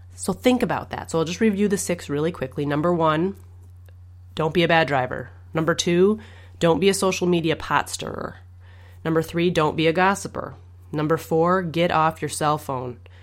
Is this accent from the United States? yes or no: yes; Minnesota, United States; I'm from Minnesota